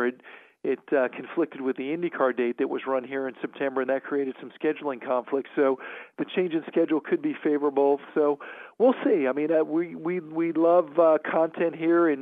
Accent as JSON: {"language": "English", "region": "South Florida", "country": "United States", "tie": "born or raised there", "moved": "yes", "said": "I grew up in South Florida"}